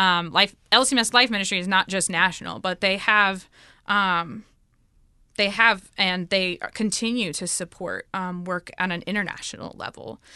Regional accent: United States; moved away as an adult; now in Dominican Republic; I'm from the United States

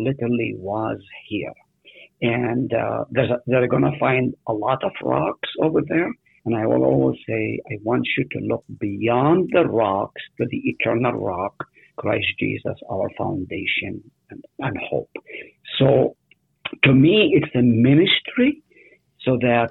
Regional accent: Nazareth, Northern District, Israel; now in United States; I was born in Nazareth

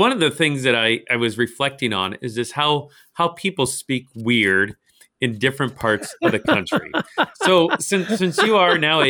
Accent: St. Louis, Missouri, United States; also born or lived in Nebraska; I grew up here in St. Louis. I'm a St. Louis native

